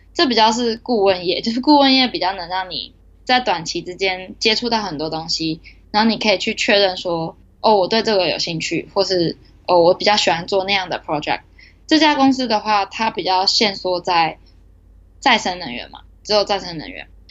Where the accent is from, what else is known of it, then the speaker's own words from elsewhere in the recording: Taiwan; moved away as an adult; now in Japan; 我是台湾人